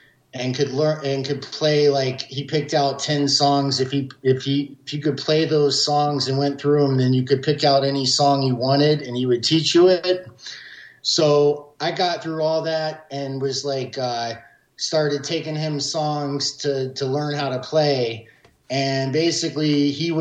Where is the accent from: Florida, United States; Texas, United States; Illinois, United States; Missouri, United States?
Florida, United States; Jacksonville; I grew up in Jacksonville, Florida